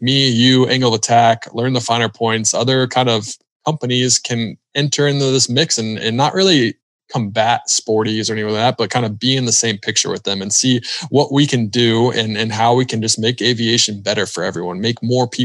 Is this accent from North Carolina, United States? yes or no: yes; Charlotte, North Carolina, United States; we're both from Charlotte and Charlotte's the best